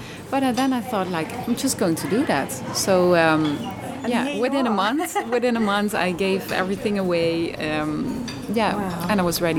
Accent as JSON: {"language": "English", "country": "Netherlands", "also_born_or_lived": "Cambodia / India", "second_language": "English", "moved": "as an adult", "lives_now": "Thailand", "said": "I'm originally from the Netherlands, but I've been living abroad for a couple of years now already. Because before this, in Thailand, I'm living here since 2.5 years."}